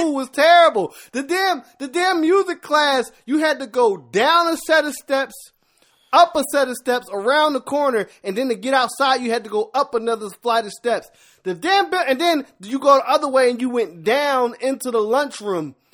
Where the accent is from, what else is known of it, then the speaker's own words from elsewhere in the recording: Philadelphia, Pennsylvania, United States; I'm a rapper by heart 'cause I'm from Philadelphia and born in the eighties